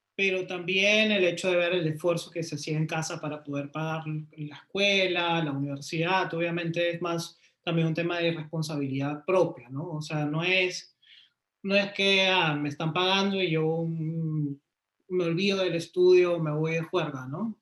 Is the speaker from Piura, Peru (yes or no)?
no; Lima, Peru; yo soy de Lima, Perú. Eh, crecí en un barrio de clase media